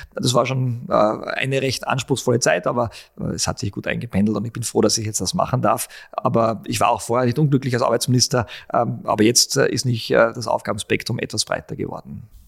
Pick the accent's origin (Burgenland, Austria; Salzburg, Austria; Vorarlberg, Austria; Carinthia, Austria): Salzburg, Austria; Altenmarkt im Pongau; moved away as an adult; also born or lived in Innsbruck; now in Vienna, Austria; bin in Altmarkt Sachensee aufgewachsen